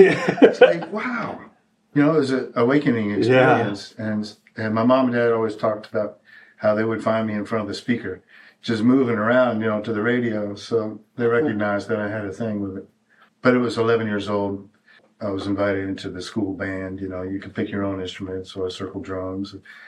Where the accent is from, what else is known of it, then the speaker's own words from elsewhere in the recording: Bangkok, Thailand; also born or lived in Berlin, Germany / Saigon, Vietnam; For me, I was born in Berlin, Germany, but I was raised in Southeast Asia, in Saigon and Bangkok, Thailand.